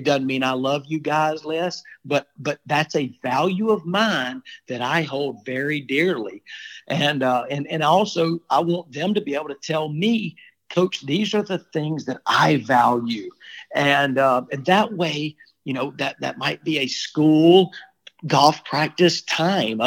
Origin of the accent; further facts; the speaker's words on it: Childersburg, Alabama, United States; moved away as an adult; now in Nashville, United States; I'm from Childersburg, Alabama